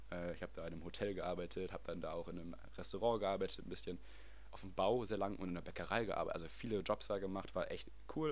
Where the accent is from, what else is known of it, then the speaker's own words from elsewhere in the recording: Wesel, North Rhine-Westphalia, Germany; moved away as an adult; now in Netherlands; ich komme aus Wesel, bin da geboren, aufgewachsen, zu, zur Schule gegangen